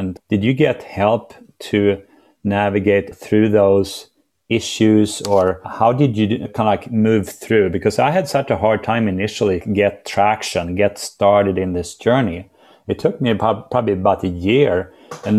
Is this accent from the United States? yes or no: no; Sweden; I'm from Sweden and we have a lot of snow there